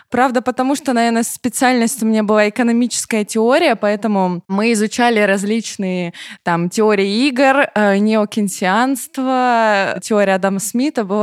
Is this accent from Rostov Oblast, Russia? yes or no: yes; Rostov-on-Don, Rostov Oblast, Russia; Дело в том, что в Ростове-на-Дону, ну, есть свой особый говор, сленг, не знаю, поэтому мы говорим «с», Питера, например, с Ростова-на-Дону.